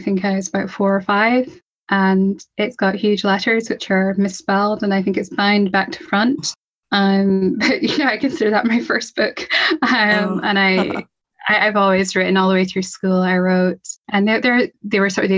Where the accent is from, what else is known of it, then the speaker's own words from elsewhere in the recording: Scotland, United Kingdom; I'm from Scotland. I'm in Scotland.